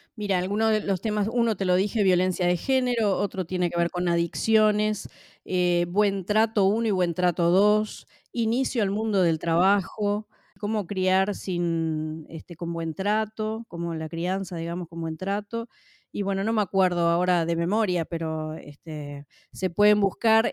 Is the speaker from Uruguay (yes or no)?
yes; Uruguay; en mi país, en la ciudad de Paysandú, que es la segunda ciudad más poblada del Uruguay